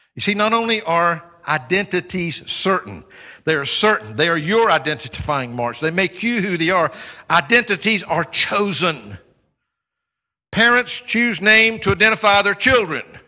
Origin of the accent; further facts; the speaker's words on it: United States; now in United Kingdom; part of my identity today, like it or not, is that I'm an American, because that's where I come from